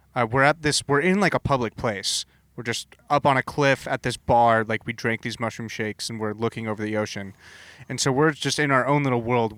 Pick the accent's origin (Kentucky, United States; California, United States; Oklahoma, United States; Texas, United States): California, United States; Southern; also born or lived in Boston; now in Portland, United States; I grew up in Southern California